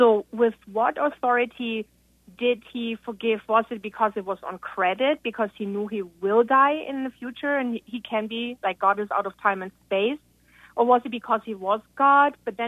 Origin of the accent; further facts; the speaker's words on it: Germany; accent: German; I'm from Germany.